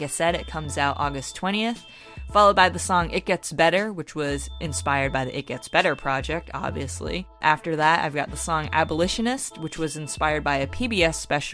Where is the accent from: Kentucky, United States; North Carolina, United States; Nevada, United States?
North Carolina, United States; Wilmington; my hometown of Wilmington, North Carolina